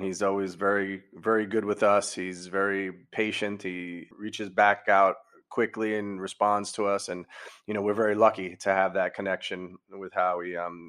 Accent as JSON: {"language": "English", "town": "New York City", "region": "New York", "country": "United States", "said": "as a New Yorker"}